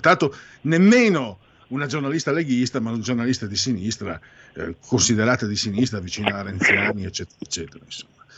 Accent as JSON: {"language": "Italian", "town": "San Vito al Tagliamento", "region": "Friuli-Venezia Giulia", "country": "Italy", "said": "Nel mio paese, Savito Tagliamento"}